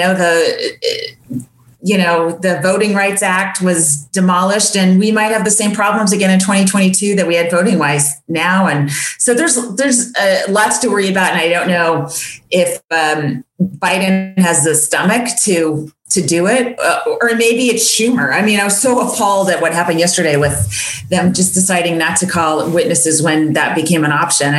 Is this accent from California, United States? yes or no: yes; California, United States; I'm from California